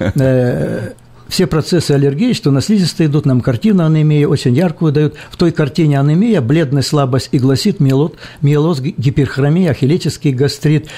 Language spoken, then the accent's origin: Russian; Melitopol district, Zaporizhzhia Oblast, Ukraine; я не из Мариуполя, я из Запорожской области. Ну, соседи. Мелитопольский район